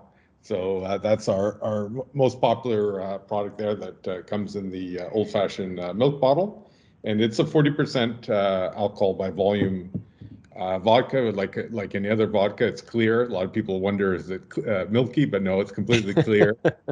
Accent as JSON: {"language": "English", "town": "Ottawa", "region": "Ontario", "country": "Canada", "tie": "born or raised there", "said": "I grew up mostly in Ottawa."}